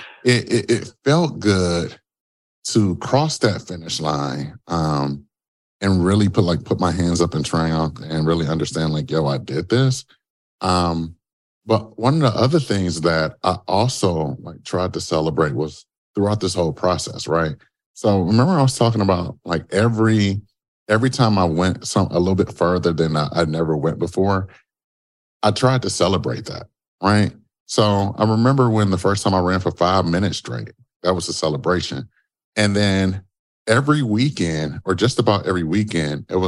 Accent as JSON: {"language": "English", "town": "Detroit", "region": "Michigan", "country": "United States", "said": "I'm originally from Detroit, Michigan"}